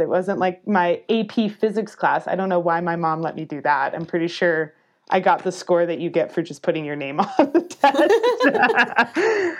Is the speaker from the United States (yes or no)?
yes; Albuquerque, New Mexico, United States; moved away as an adult; also born or lived in Durango, Colorado; I knew I wanted to leave my hometown, Albuquerque, New Mexico